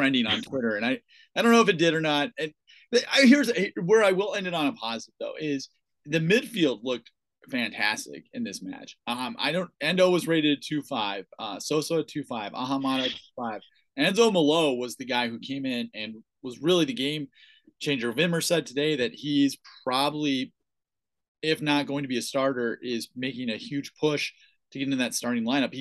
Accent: United States; as an American fan

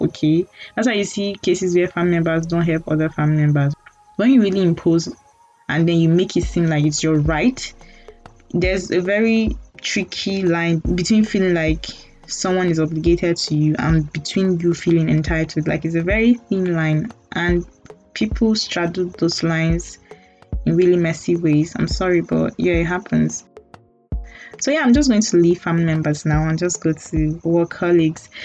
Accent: Nigeria; as a Nigerian

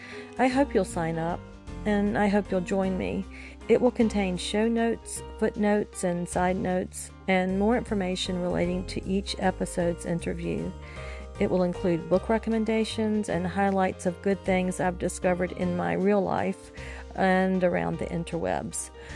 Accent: Genoa, Liguria, Italy; born there; I was born in Genoa, Italy.

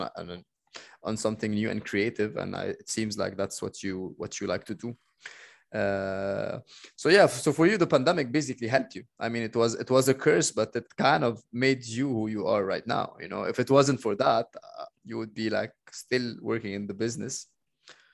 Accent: Egypt; I'm Egyptian

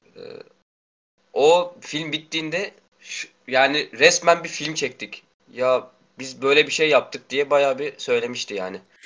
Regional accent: Karabük Province, Turkey; now in Karasu, Turkey; ben buralı değilim, Karabüklüyüm. Ee, babamın işinden dolayı buradayız biz.

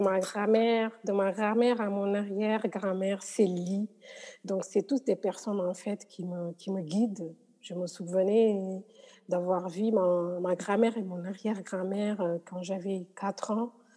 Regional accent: Senegal; je suis sénégalaise

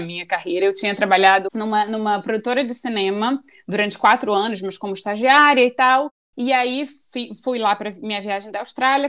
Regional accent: Rio de Janeiro, Brazil; moved away as an adult; now in Vancouver, Canada; Eu sou muito carioca também, nascida e criada no Rio de Janeiro.

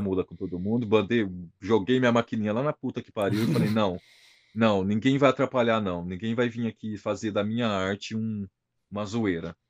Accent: São José do Rio Preto, São Paulo, Brazil; moved away as an adult; now in London, United Kingdom

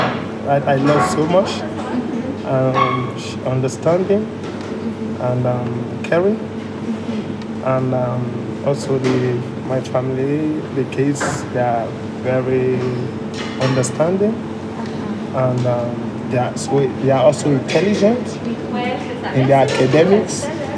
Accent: Liberia; Yeah, originally I'm from Liberia, West Africa.

